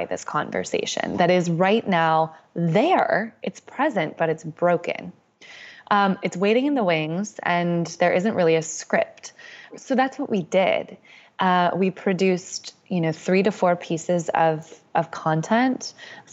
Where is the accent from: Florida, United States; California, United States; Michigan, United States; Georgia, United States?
California, United States; Bay Area, Northern; I grew up in Northern California. I grew up in the Bay Area